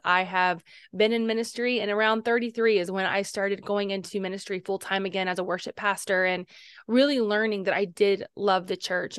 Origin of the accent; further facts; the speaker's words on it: Cincinnati, Ohio, United States; our city of Cincinnati